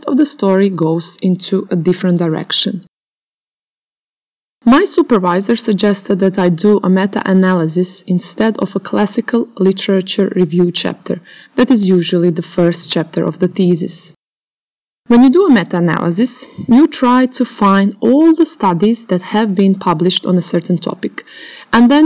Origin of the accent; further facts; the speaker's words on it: Croatia; moved away as an adult; also born or lived in Oxford, United Kingdom; back in my home country, Croatia